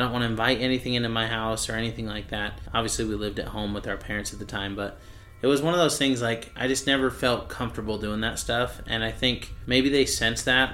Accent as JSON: {"language": "English", "region": "Utah", "country": "United States", "said": "we're from Utah"}